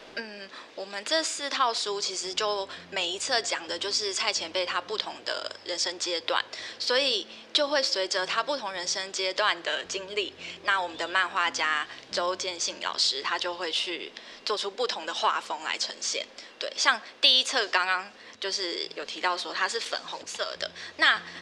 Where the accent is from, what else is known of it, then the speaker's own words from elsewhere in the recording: Taichung, Taiwan; 我是台中人，但是是住台中市区